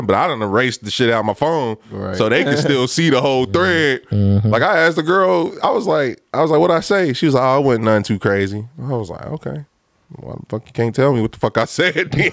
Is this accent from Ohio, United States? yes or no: yes; Lincoln Heights, Ohio, United States; I'm coming from Lincoln Heights